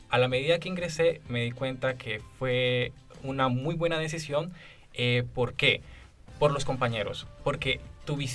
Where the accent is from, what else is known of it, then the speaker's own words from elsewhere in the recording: Colombia; moved away as an adult; now in Chile; yo soy colombiano. Eh, yo llegué en el 2017